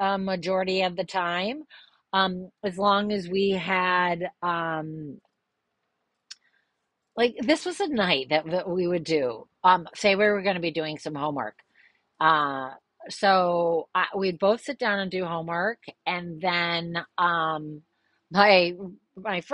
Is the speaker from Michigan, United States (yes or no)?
yes; East Grand Rapids, Michigan, United States; growing up in East Grand Rapids